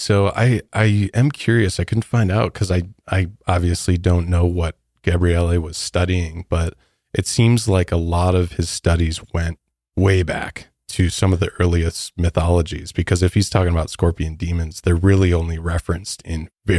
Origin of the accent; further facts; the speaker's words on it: Midwest, United States; I'm from the Midwest. So we don't even have something like that.